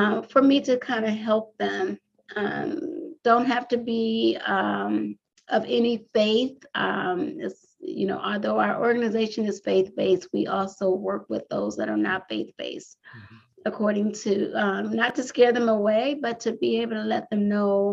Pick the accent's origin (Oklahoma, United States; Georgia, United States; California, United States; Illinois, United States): California, United States; Compton; moved away as an adult; now in Washington DC metropolitan area, United States; I'm originally from Compton, California